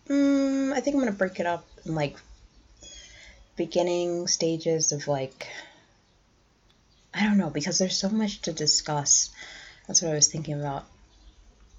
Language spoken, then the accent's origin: English; Cleveland, Ohio, United States; I'm from Cleveland